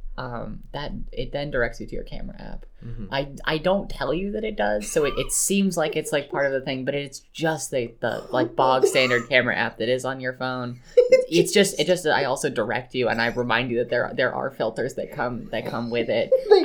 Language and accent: English; California, United States; moved away as an adult; now in New England, United States; I'm from California.